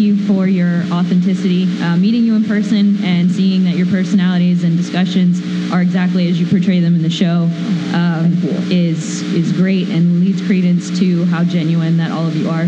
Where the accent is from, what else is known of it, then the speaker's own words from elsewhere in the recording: Texas, United States; I'm originally from Texas